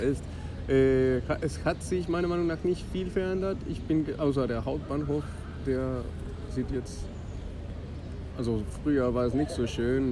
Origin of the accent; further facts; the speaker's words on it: Colombia; German is a second language; moved away as an adult; now in Bonn, Germany; ich komme aus Kolumbien. Ich bin in Kolumbien aufgewachsen und ich bin nach Deutschland gekommen, erstmal um Deutsch zu lernen.